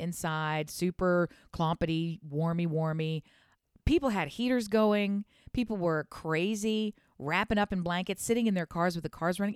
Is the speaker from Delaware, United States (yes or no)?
yes; Delaware, United States; I'm from Delaware, which for those who don't know, it's real close to Philadelphia